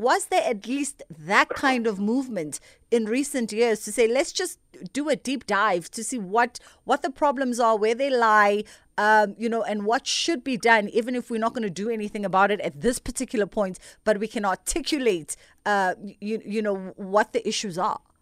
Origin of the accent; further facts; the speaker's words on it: Durban, KwaZulu-Natal, South Africa; I'm from Durban